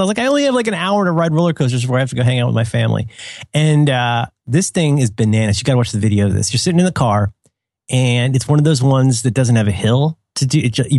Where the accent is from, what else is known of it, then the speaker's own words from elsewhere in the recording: Cincinnati, Ohio, United States; when I was a kid, so I grew up in Cincinnati, which has a, I don't know what it's called now, but it used to be called Kings Island.